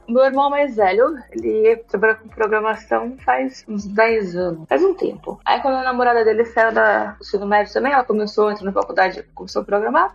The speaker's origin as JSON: {"language": "Portuguese", "region": "São Paulo", "country": "Brazil", "said": "Eu sou de São Paulo"}